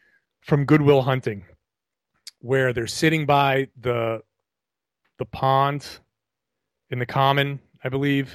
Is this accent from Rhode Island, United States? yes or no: yes; Pawtucket, Rhode Island, United States; I grew up in Pawtucket, Rhode Island, in a neighborhood that evolved significantly.